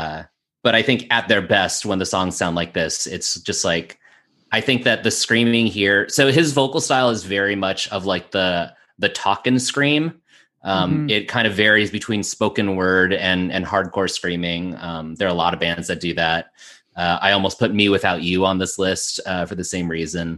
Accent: Las Vegas, Nevada, United States; moved away as an adult; also born or lived in Chicago; I grew up in Las Vegas

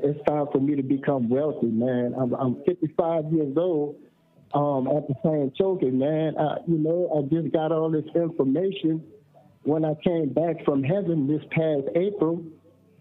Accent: New Orleans, Louisiana, United States; now in California, United States; I'm from New Orleans, but I'm out here in California

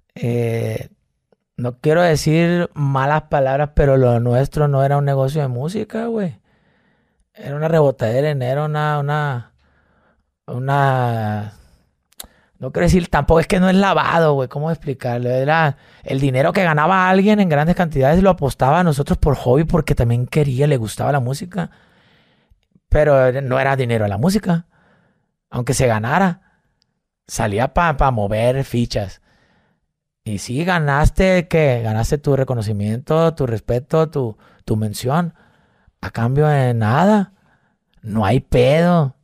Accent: Mazatlán, Sinaloa, Mexico; moved away; also born or lived in Monterrey; Soy de Mazatlán, Sinaloa.

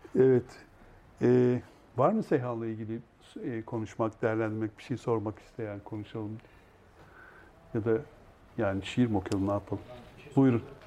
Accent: Eskişehir, Turkey; moved away; Eskişehir'e gidemiyordum memleketime

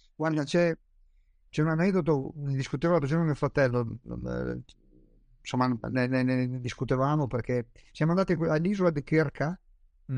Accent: Trieste, Friuli-Venezia Giulia, Italy; io sono triestino, quindi nuoto abbastanza bene, ho passato tutta l'infanzia al mare

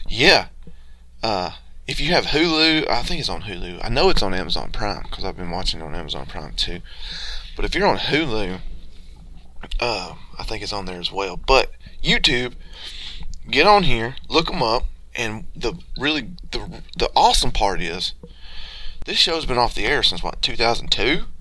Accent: Georgia, United States; growing up in the South in Georgia, especially where I'm from originally, you experience a lot of chicken houses

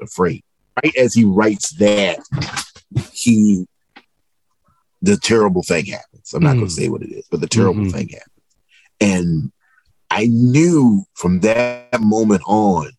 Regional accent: Southeastern Virginia, United States; I'm from Southeastern Virginia, and me and my mother lived, and my brother lived with my grandmother and grandfather.

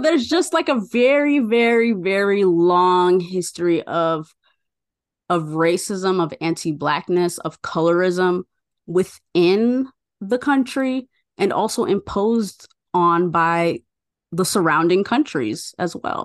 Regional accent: United States; now in Chicago, United States; I am born and raised in the U S and that I have an American passport

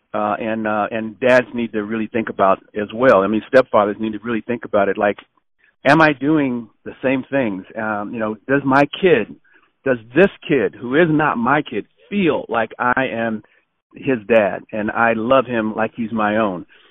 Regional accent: Los Angeles, California, United States; moved away as an adult; also born or lived in Arizona; I grew up in Los Angeles, uh, California

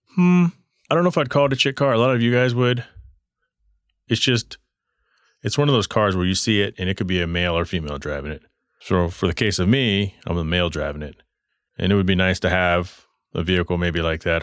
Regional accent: Texas, United States; I remember growing up in Texas, crushing cans for money

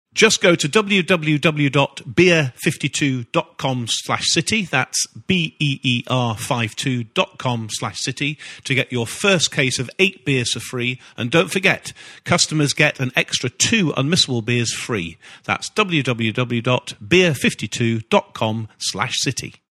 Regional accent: Manchester, North West England, United Kingdom; I'm from Manchester

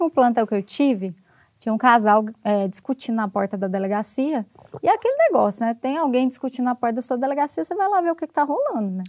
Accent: Goiás, Brazil; moved away as an adult; also born or lived in Distrito Federal; now in Brasília, Brazil; Eu sou de Goiás

